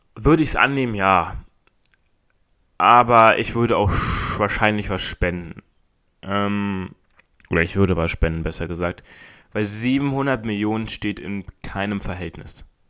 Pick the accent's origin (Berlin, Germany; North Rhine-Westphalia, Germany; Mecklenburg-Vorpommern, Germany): Berlin, Germany; bei uns in Berlin